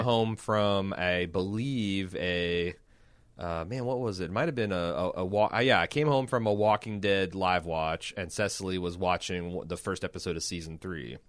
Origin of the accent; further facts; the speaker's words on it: United States; speaking of this as an American.